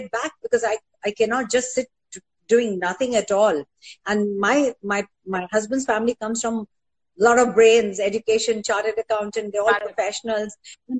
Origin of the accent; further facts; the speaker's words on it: Mumbai, Maharashtra, India; I'm a Vilipali girl. I'm from Juhu